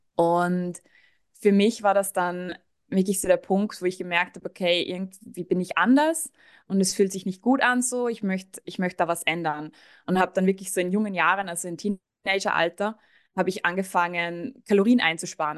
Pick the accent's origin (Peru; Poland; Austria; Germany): Austria; moved away; Ich komme eigentlich aus Österreich